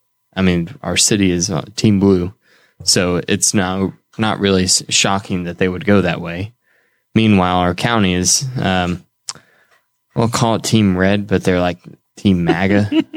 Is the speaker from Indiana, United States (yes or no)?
yes; Indiana, United States; accent: Hoosier; That's my Hoosier accent coming through.